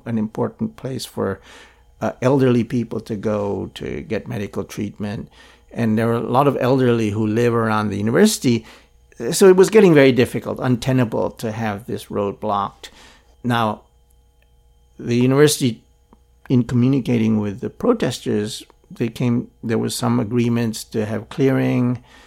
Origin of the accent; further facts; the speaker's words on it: Philippines; now in Hong Kong; I grew up in Philippines under Marcos